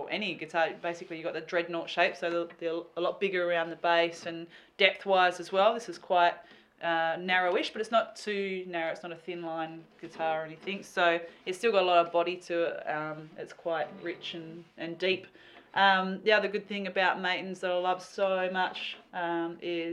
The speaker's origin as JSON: {"language": "English", "town": "Albany", "region": "Western Australia", "country": "Australia", "tie": "born or raised there", "moved": "yes", "lives_now": "Perth, Australia", "said": "my hometown, Albany"}